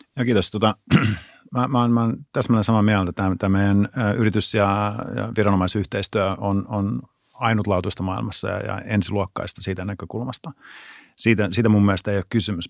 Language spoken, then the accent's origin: Finnish; Pirkkala, Pirkanmaa, Finland; mä, mä tuun Pirkkalasta